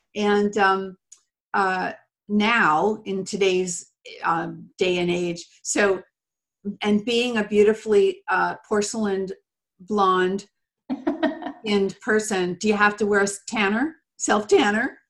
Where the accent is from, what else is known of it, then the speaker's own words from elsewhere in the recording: England, United Kingdom; I'm English